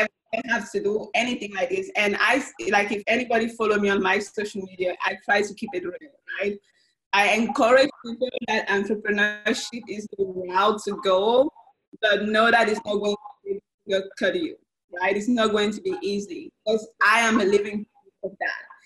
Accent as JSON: {"language": "English", "country": "Cameroon", "moved": "yes", "lives_now": "Austin, United States", "said": "I'm originally from Cameroon, Central Africa, so most of my family is back home."}